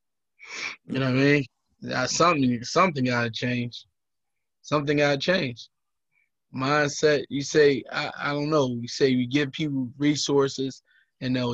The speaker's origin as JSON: {"language": "English", "country": "United States", "said": "Place I'm from Rich Allen. Everybody know that Rich Allen projects"}